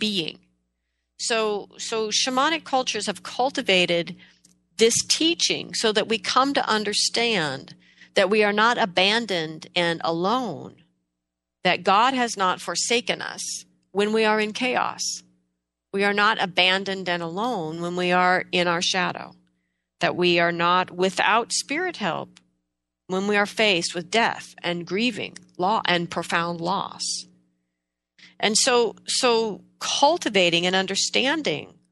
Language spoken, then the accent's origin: English; Pacific Northwest, United States; In the Pacific Northwest here, where I am from